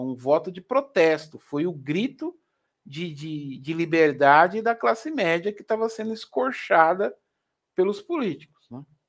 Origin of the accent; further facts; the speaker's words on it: Brazil; Eu sou brasileiro